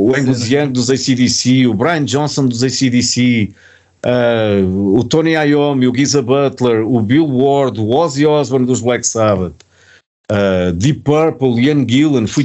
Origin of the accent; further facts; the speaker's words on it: Portugal; Pronto, eu disse, ok, sim senhor, vim eu de Portugal.